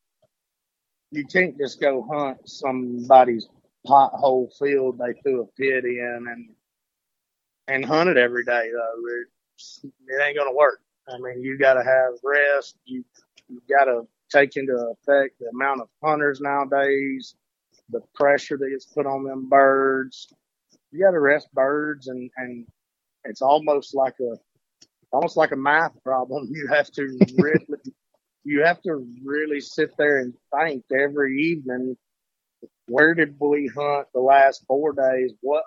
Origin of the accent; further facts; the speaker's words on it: Priceville, Alabama, United States; also born or lived in Hartselle, Alabama; I grew up in Priceville